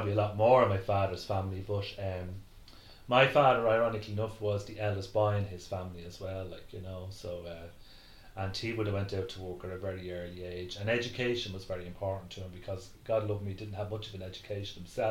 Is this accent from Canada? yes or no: no; Dublin, Leinster, Ireland; We moved back to where my mother lived in East Wall